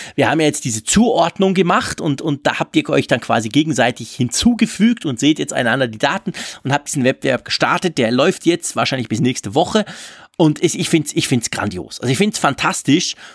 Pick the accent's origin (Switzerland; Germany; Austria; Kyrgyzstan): Switzerland